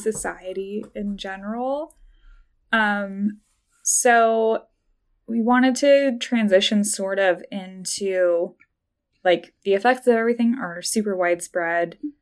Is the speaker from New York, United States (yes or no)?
no; Idaho, United States; I grew up in Idaho